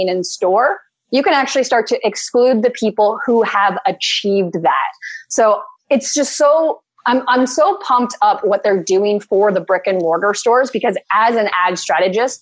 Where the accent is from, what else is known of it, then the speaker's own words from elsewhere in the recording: Canada; I'm a Canadian